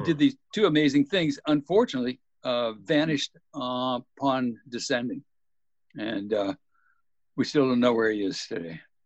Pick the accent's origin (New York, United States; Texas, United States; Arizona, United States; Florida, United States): Texas, United States; Texas Gulf Coast, United States; moved away; also born or lived in Alaska; Growing up in Texas on the Gulf Coast